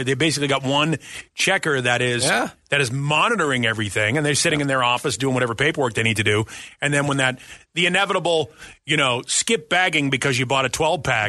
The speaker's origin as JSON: {"language": "English", "town": "Boston", "region": "Massachusetts", "country": "United States", "tie": "born or raised there", "also_born_or_lived": "Kansas City, Missouri", "moved": "as an adult", "said": "When I grew up in Boston"}